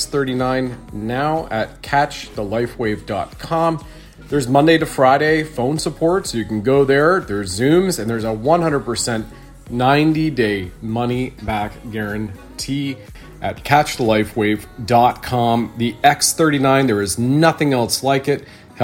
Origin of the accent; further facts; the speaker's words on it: Canada; moved away as an adult; also born or lived in United States; as a Canadian who's also lived 20 roughly years of his adult life in America